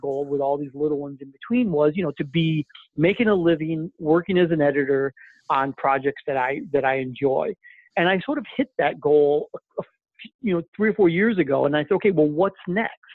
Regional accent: Flint, Michigan, United States; moved away as an adult; also born or lived in Vancouver; I'm originally from Flint, Michigan, and um, so I grew up there

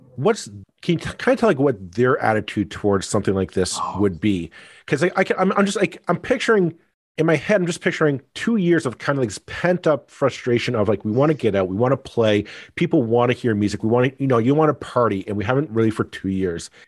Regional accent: Burlington, Ontario, Canada; I grew up in Burlington

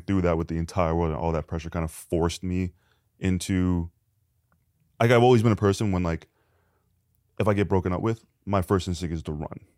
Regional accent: Canada; now in Los Angeles, United States; I'm Canadian

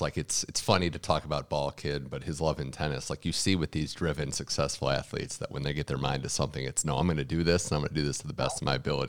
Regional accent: Cleveland, Ohio, United States; my hometown of Cleveland

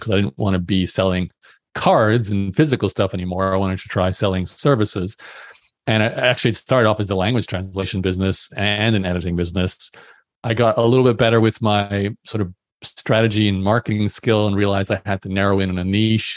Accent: Australia; also born or lived in Brisbane; I'm born and raised in Australia, so I went to university in, in Brisbane

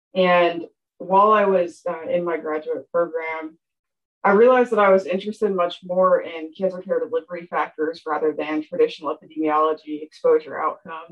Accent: Appalachia, a small town in Pennsylvania, United States; moved away; I am from Appalachia, a small town in Pennsylvania. My hometown had around 5,000 people.

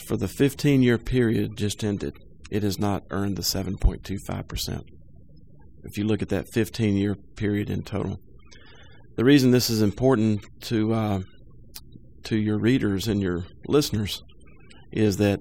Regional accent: Winston-Salem, North Carolina, United States; Lifelong resident of Winston-Salem

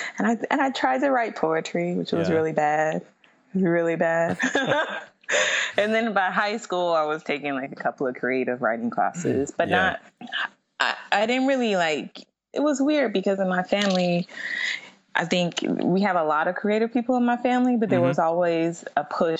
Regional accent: Midwest, United States; Like, even though I grew up in the Midwest, like I don't like snow.

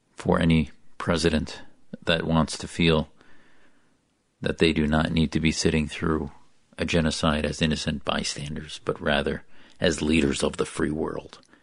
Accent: United States; an American who loves my country, as an American

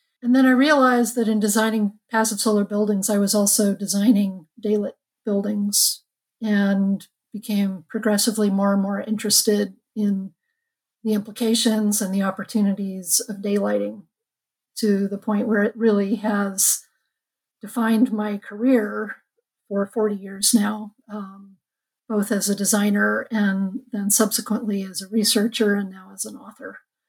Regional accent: Los Angeles, California, United States; Well, I'm a California girl. I grew up in Los Angeles and went to college at Berkeley during the revolution back in the 70s

